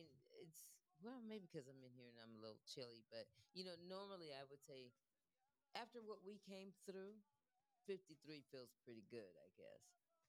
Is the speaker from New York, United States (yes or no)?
no; California, United States; now in Florence, United States; I'm from California